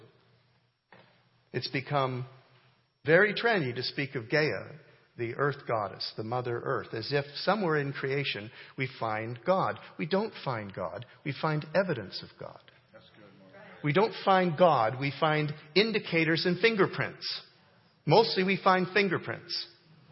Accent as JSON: {"language": "English", "country": "Canada", "tie": "born or raised there", "moved": "yes", "said": "I grew up in Canada"}